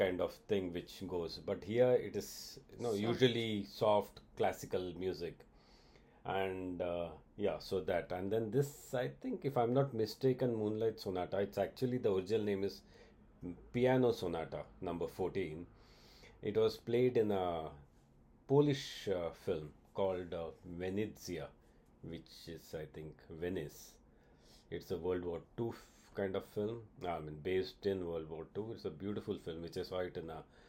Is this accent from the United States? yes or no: no; India; I'm an Indian